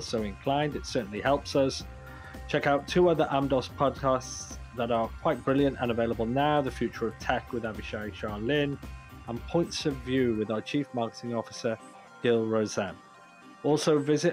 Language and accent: English; United Kingdom; moved away; also born or lived in Canada; I'm British originally